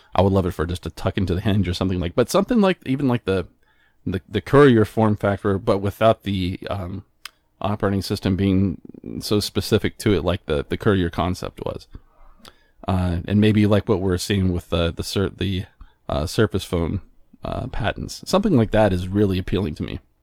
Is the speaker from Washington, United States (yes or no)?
no; New Mexico, United States; moved away; also born or lived in Albuquerque, New Mexico; I'm originally from New Mexico